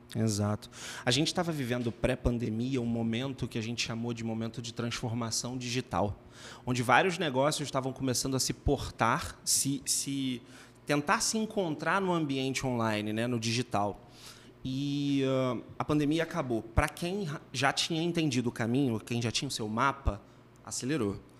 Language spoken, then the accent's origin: Portuguese; Minas Gerais, Brazil; moved away; eu sou de Minas